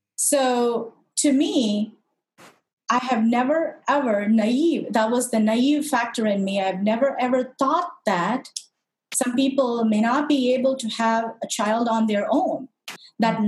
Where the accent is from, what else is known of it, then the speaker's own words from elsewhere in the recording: Madurai, Tamil Nadu, India; moved away; I'm originally from India, uh, very specifically south of India, from a city called Madurai, which is very, very famous for a really old, old temple called the Meenakshi Temple